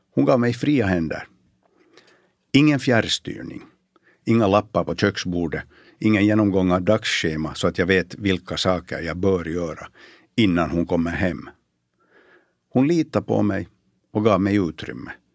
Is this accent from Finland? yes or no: yes; Bromarv, Uusimaa, Finland; moved away; Jag växte upp på landet i Bromarv, i slutet av 60 och början av 70-talet.